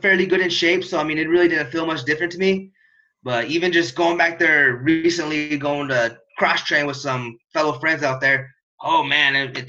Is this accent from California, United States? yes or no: no; Gering, Nebraska, United States; Gearing, Nebraska. It's a small town right here in the Panhandle.